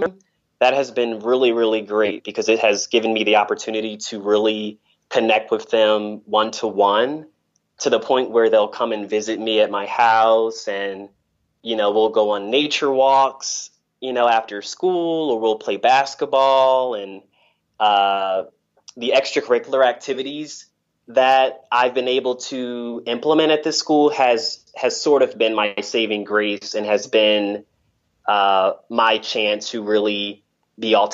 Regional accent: Delaware, United States; moved away as an adult; also born or lived in Macedonia; now in North Macedonia; in my hometown, which is Delaware

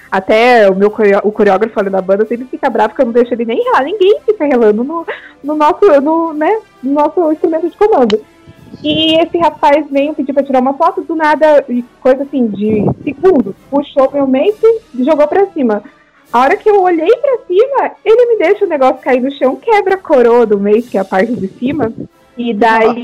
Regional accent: Paraná, Brazil; eu sou aqui do Paraná

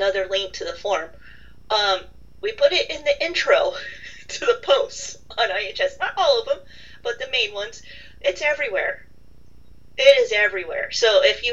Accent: California, United States; moved away; growing up in California, where we did not have seasons

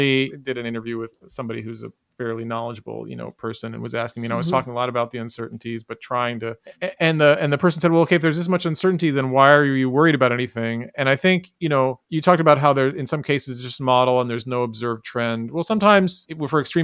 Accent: New York City, New York, United States; I grew up in New York City

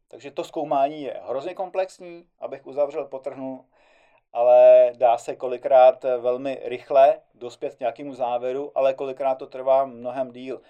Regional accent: Czechia; tady u nás v Čechách

